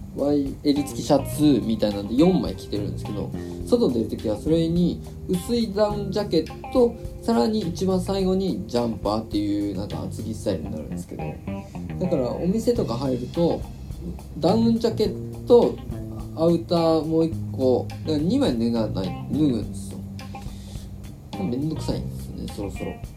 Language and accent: Japanese; Shizuoka, Japan; now in Tokyo, Japan; 静岡の地元に帰っててしかも車で帰ったんです